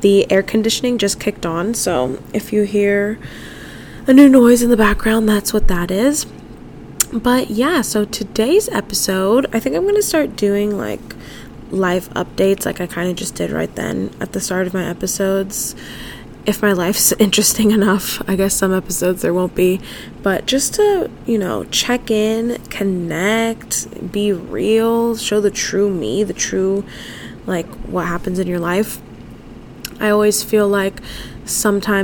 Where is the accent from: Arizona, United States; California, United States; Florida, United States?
California, United States; San Diego; moved away as an adult; also born or lived in upstate New York / Spain; I was born and raised in San Diego